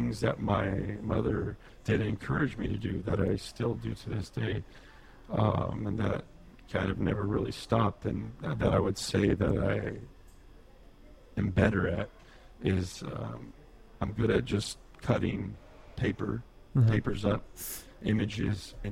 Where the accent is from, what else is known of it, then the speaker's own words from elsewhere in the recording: Imperial Valley, California, United States; moved away as an adult; we grew up out in the Imperial Valley